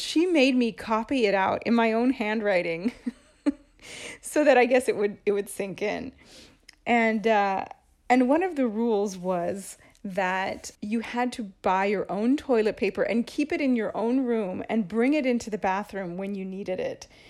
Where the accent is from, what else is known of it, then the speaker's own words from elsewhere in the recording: Seattle, Washington, United States; moved away as an adult; now in Rome, Italy; I grew up in Seattle